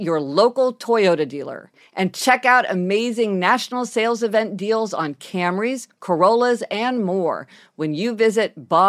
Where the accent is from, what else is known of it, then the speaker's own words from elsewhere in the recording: Soweto, Gauteng, South Africa; Growing up in Soweto, our dream was to put another room on our house.